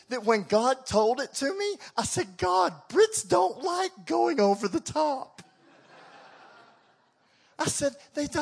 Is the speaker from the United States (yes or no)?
yes; Texas, United States; We're American, we're Texan